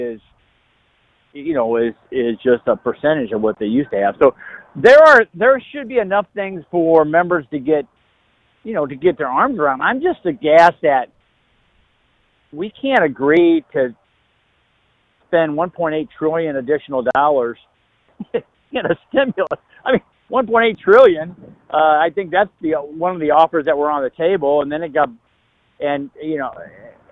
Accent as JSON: {"language": "English", "area": "Madison County", "region": "Illinois", "country": "United States", "tie": "born or raised there", "said": "I still live in my hometown"}